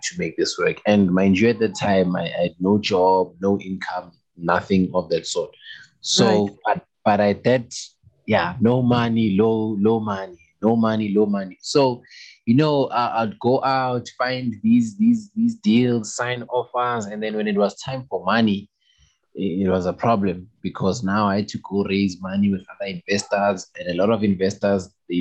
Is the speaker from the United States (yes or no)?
no; Kempton Park, Gauteng, South Africa; I was born and raised in Kempton Park, Kempton Park, Tembisa